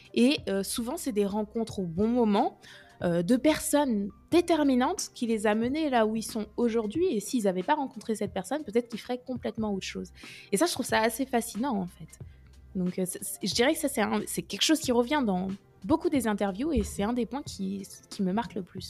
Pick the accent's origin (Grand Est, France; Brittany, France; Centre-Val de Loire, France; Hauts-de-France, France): Centre-Val de Loire, France; Orléans; moved away as an adult; also born or lived in Lyon / Nice / Rennes; now in Paris, France; je suis d'Orléans à la base. J'ai fait ma prépa à Orléans. Je suis restée là-bas